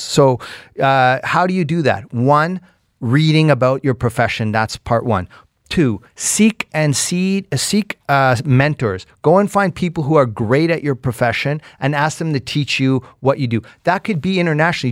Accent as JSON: {"language": "English", "country": "Canada", "said": "as a Canadian"}